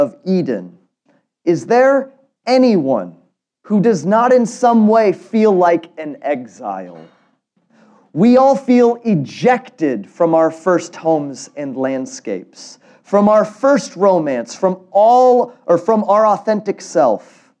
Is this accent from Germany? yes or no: yes; Germany; born there; I was born in Germany, and German is really interesting because they have so many words that you can't quite translate into English.